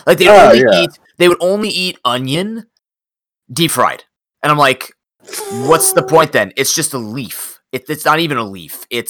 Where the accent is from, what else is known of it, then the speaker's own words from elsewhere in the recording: Canada; I come from Canada